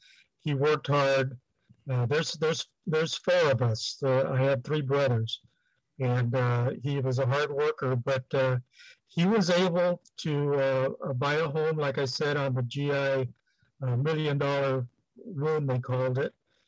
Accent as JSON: {"language": "English", "town": "Los Angeles", "region": "California", "country": "United States", "tie": "born or raised there", "also_born_or_lived": "Rosemead, California / El Monte, California", "said": "I, was born and raised in East LA, USC Medical Center, right off the freeway, right off the 10 freeway."}